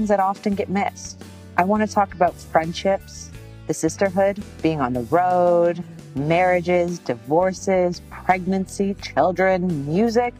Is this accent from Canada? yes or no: yes; Canada; I'm Canadian.